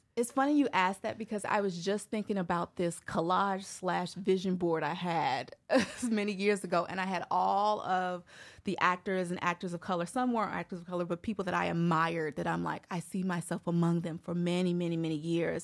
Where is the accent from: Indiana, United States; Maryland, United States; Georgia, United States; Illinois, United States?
Illinois, United States; Chicago; moved away as an adult; now in Brooklyn, United States; was born and raised in Chicago. I actually moved here, well, moved to Brooklyn in twenty twelve